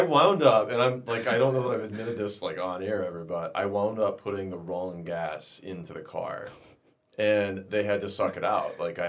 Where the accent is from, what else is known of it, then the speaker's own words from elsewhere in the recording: Midwest, United States; well, I'm from America. I'm from the Midwest. Like 8 hours is, you know, you just get in the car.